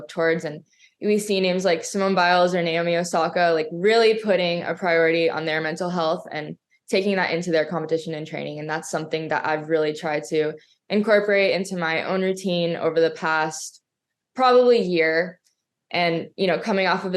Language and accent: English; Florida, United States; I'm from Florida